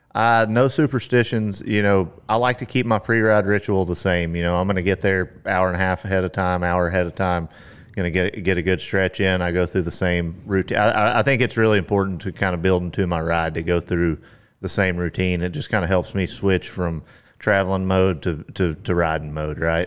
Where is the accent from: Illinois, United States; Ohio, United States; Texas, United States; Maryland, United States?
Texas, United States; Carthage; now in Granbury, United States; I grew up in East Texas, uh, Carthage, Texas